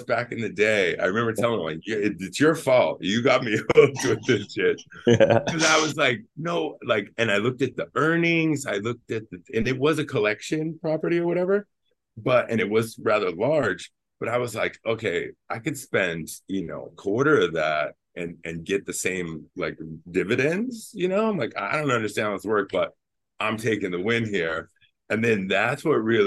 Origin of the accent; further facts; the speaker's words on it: California, United States; I'm from California.